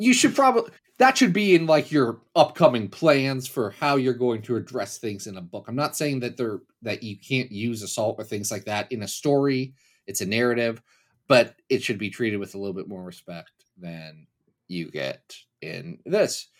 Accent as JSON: {"language": "English", "region": "Kentucky", "country": "United States", "tie": "born or raised there", "said": "I was born in Kentucky"}